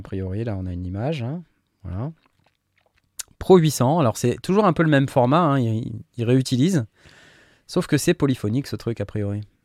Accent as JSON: {"language": "French", "country": "France", "said": "on est Français nous aussi"}